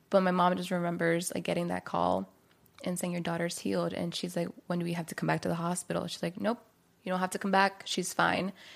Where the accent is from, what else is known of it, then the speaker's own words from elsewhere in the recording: Maryland, United States; now in California, United States; I'm from Maryland originally, and so I've, you know, was raised there, was born and raised there.